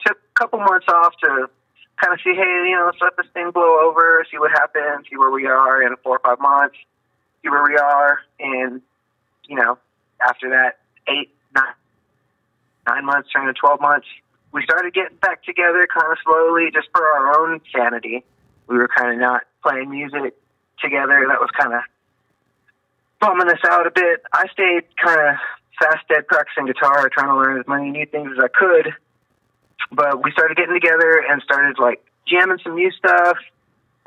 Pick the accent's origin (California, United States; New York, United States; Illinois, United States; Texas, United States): Texas, United States; Corpus Christi; I'm from South Texas, Corpus Christi, over by the dirty water and the Gulf